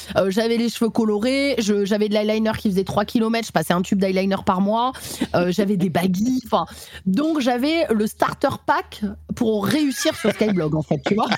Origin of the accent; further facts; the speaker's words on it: Nîmes, Occitania, France; je suis née à Nîmes, dans le Gard